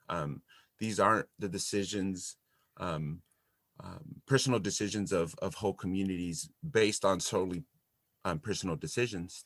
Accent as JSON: {"language": "English", "town": "Santa Barbara", "region": "California", "country": "United States", "tie": "born or raised there", "also_born_or_lived": "Los Angeles / Texas", "said": "So I grew up here in Santa Barbara, California."}